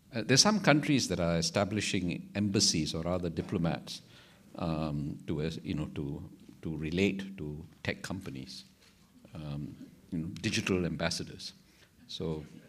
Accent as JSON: {"language": "English", "country": "Singapore", "said": "the sense of being a Singaporean society"}